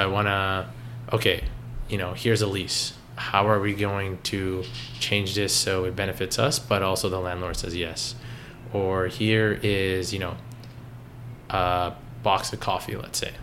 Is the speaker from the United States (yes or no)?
no; Richmond Hill, Ontario, Canada; growing up in Toronto, it wasn't anything like that. I grew up in Richmond Hill